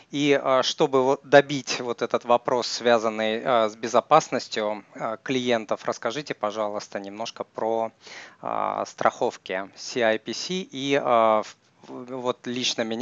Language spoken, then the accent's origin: Russian; Russia; Может быть, я тот россиянин, который э, периодически путешествует